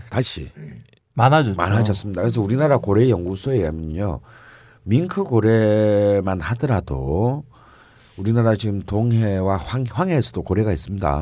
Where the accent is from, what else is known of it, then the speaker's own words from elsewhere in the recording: Busan, South Korea; 저는 뭐 어릴 때부터 부산에서 태어났고 자랐기 때문에